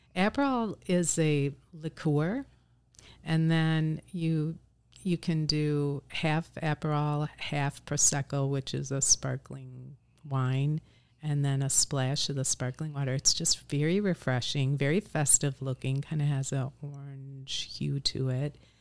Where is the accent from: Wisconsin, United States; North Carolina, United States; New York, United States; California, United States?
Wisconsin, United States; Oshkosh; moved away as an adult; also born or lived in Madison, United States / Chicago, United States; I was born and raised in Oshkosh